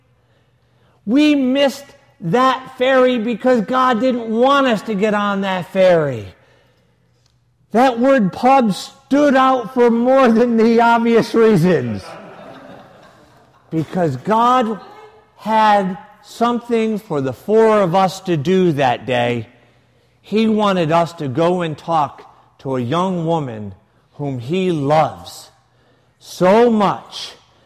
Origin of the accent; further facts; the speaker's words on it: United States; we're from the States